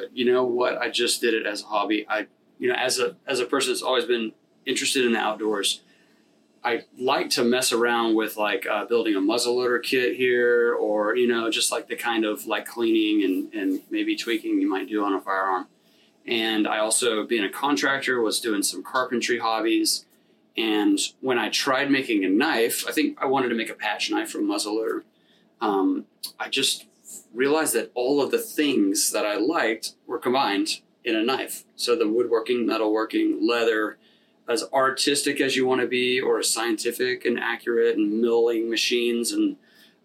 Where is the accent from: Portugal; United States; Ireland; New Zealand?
United States; Gulf Coast; now in Richmond, United States; growing up on the Gulf Coast, so it was like a lot more about fishing